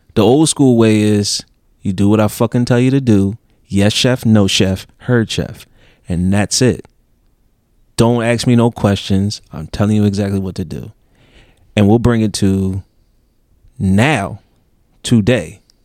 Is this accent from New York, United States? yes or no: no; Philadelphia, Pennsylvania, United States; I'm from Philly.